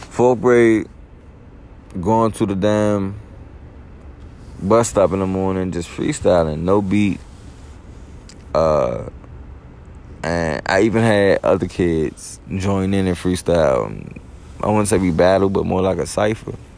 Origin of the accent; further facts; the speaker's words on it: East Coast, United States; So I grew up on the East Coast